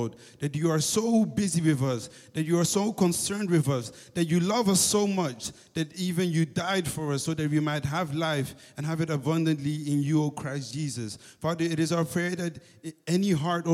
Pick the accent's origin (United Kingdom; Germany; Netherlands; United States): Netherlands; Amsterdam, North Holland; I'm from Amsterdam. So ik ben een Ajaxie